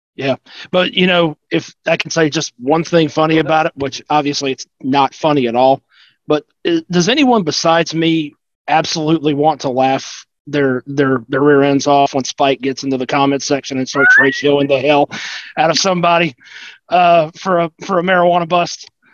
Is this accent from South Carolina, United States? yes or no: yes; South Carolina, United States; now in Georgia, United States; I grew up in South Carolina